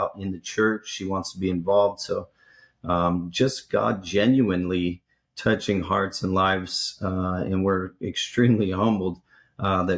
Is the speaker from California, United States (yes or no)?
no; northern Ohio, United States; also born or lived in Wichita Falls, Texas / Cincinnati, Ohio; We are originally from Ohio, northern part of Ohio.